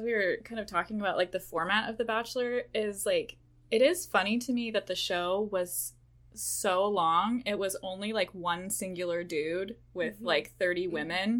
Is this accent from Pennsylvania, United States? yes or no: no; Idaho, United States; I grew up in Idaho